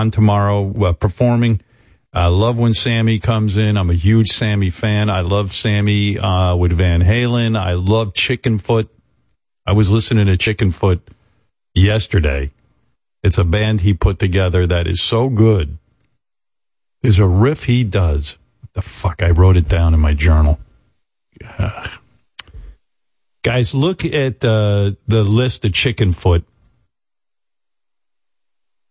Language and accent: English; New York, United States; I growing up in New York